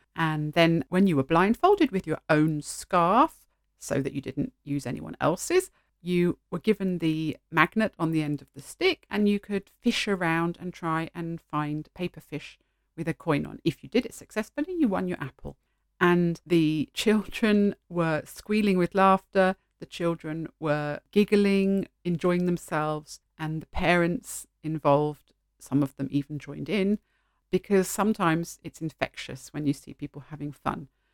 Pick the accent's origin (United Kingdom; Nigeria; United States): United Kingdom; first language English; moved away as an adult; although I'm English speaking and I grew up in an English speaking country, I didn't celebrate Halloween as a child at all. We had an alternative local festival